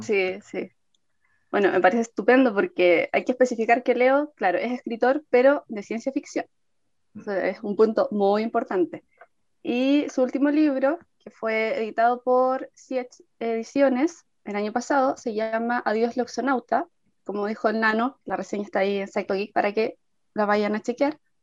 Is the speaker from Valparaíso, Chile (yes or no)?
no; Copiapó, Atacama, Chile; yo que soy de Copiapó